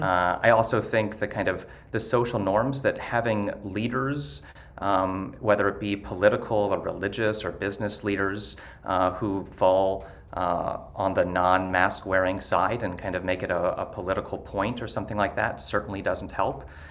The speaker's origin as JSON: {"language": "English", "town": "Ste. Genevieve", "region": "Missouri", "country": "United States", "moved": "yes", "said": "I actually am from rural Missouri. I'm from St. Genevieve originally and still have a lot of family"}